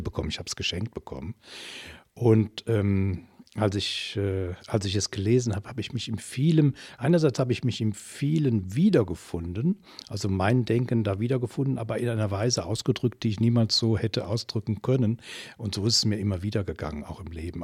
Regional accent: Germany; moved away as an adult; now in Belgium; ich komme ursprünglich aus der Eifel, die auch an Belgien angrenzt

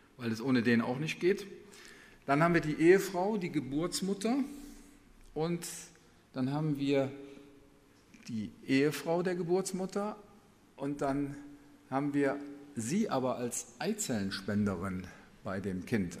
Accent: Germany; bei uns in Deutschland

